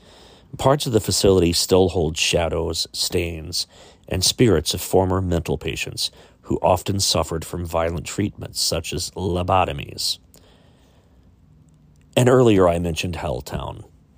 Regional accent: Chillicothe, Ohio, United States; my hometown of Chillicothe, Ohio. Here in Ohio

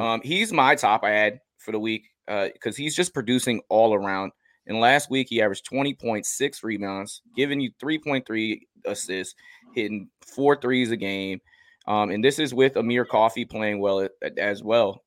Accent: Washington, United States; I'm from the Washington area

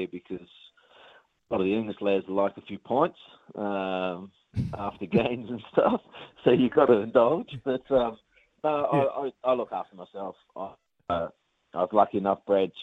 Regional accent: New Zealand; now in England; being Kiwi

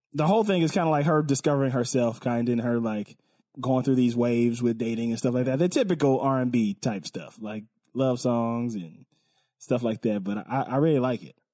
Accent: West Coast, United States; I'm from the West Coast

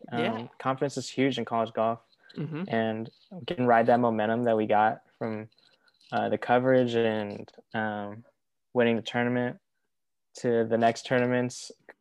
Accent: San Diego, California, United States; I was born and raised in San Diego.

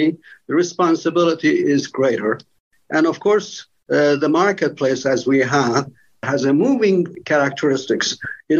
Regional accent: Tehran, Tehran Province, Iran; moved away as an adult; now in United States; I came from Tehran, Iran

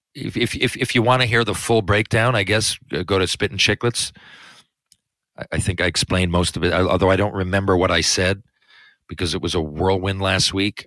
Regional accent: Newfoundland and Labrador, Canada; I love where I come from. I love where I live. I love Canada and more specifically Newfoundland.

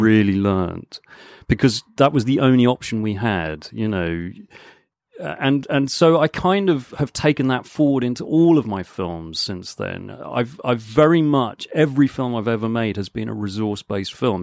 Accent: Hong Kong; moved away; also born or lived in Canterbury / Guildford / London; I was born and grew up in Hong Kong

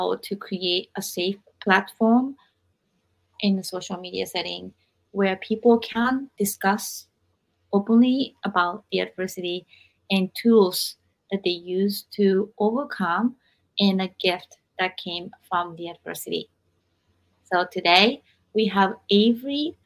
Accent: Japan; growing up in Japan

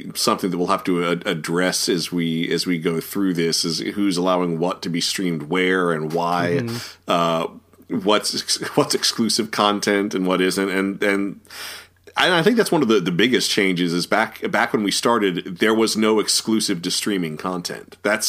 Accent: Norfolk, Virginia, United States; I grew up in Norfolk, Virginia, we lost whole channels for sometimes months at a time

